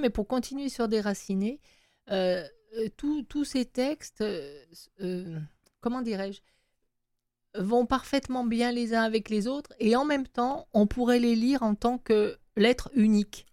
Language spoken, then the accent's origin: French; France; moved away; moi, en tant que Française